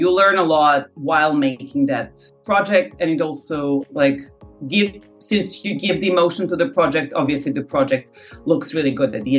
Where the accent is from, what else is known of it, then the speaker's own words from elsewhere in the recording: Novi Sad, Vojvodina, Serbia; now in Paris, France; my hometown of Novi Sad.